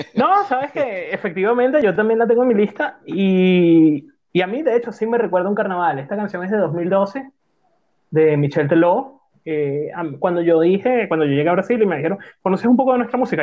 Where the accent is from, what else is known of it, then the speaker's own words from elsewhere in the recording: Venezuela; ya que somos venezolanos